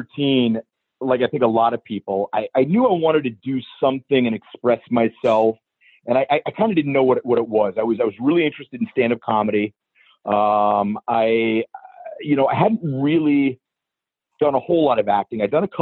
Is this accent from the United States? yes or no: yes; about 40 minutes outside Pittsburgh, Western Pennsylvania, United States; moved away; I grew up in Western Pennsylvania, about 40 minutes outside Pittsburgh.